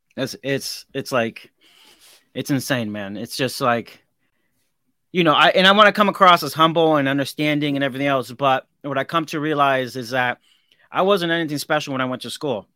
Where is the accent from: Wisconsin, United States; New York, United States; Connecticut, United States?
Connecticut, United States; Hartford; I grew up in Hartford, Connecticut, the ghetto.